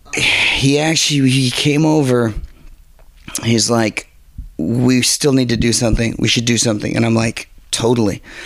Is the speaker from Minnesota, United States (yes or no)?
no; Garden Grove, California, United States; also born or lived in Inglewood, California / Venice, California; I grew up in Garden Grove